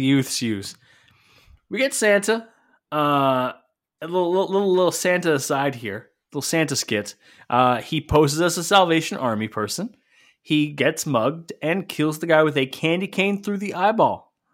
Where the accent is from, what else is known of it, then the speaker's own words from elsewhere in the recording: Sault Ste. Marie, Ontario, Canada; my hometown Ontario Hockey League team